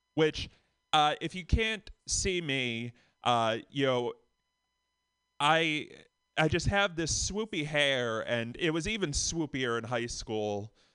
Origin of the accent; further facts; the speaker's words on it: Boston, Massachusetts, United States; from Boston